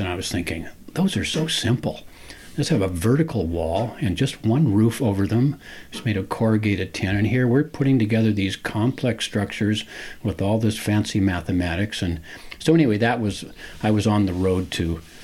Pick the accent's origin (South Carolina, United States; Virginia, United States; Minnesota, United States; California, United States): California, United States; San Francisco; growing up in San Francisco and and and being native Californian